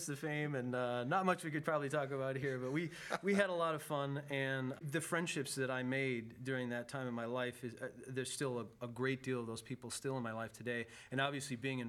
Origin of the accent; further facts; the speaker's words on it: Madison, Wisconsin, United States; moved away as an adult; also born or lived in Minnesota / Grand Rapids, Michigan; now in Buena Park, United States; I grew up in Madison, Wisconsin